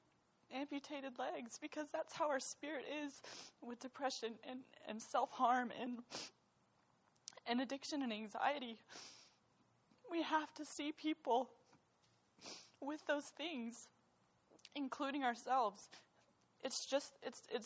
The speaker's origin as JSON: {"language": "English", "country": "United States", "said": "being an American"}